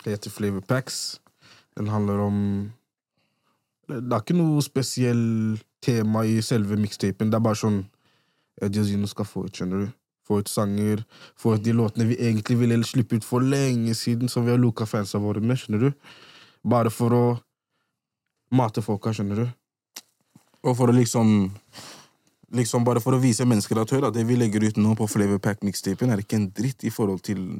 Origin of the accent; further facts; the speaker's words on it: Gambia; Vi er i Hoden. Vi er med gutta. Vi er fra Gambia.